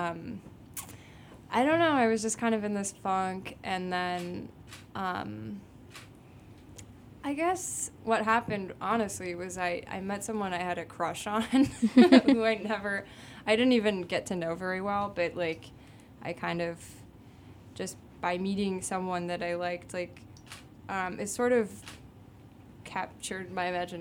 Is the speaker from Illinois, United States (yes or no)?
yes; Byron, Illinois, United States; moved away as an adult; also born or lived in Rockford, Illinois; now in Chicago, United States; Technically, I grew up in Byron, which is a really small town that is, like, 30 minutes outside of Rockford.